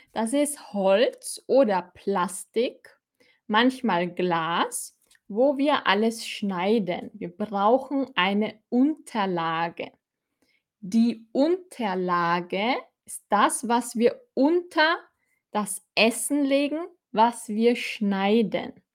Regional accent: Austria; accent: Austrian; ich bin aus Österreich

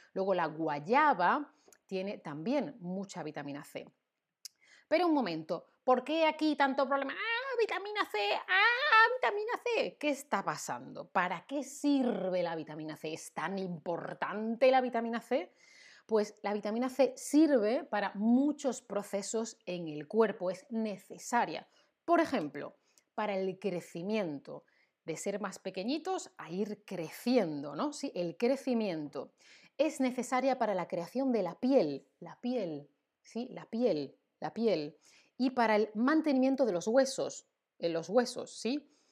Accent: Spain; Yo, que soy de España, yo digo zumo

